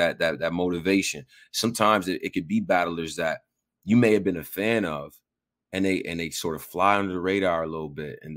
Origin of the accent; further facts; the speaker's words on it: Rochester, New York, United States; I come from Rochester, New York